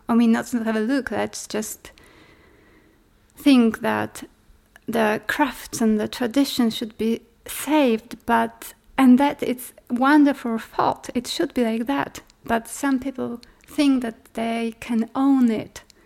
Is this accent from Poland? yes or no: yes; Poland; I'm an artist from Poland.